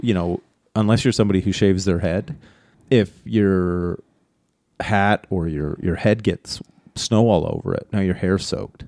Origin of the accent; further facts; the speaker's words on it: Canada; as our Canadian, us Canadians say. I was gonna say our Canadian friends, but I'm one of them.